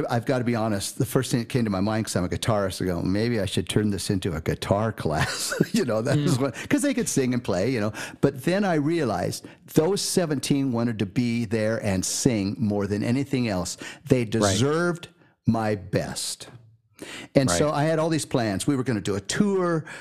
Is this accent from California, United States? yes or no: yes; California, United States; also born or lived in Milwaukee / Mount Shasta; born and raised in California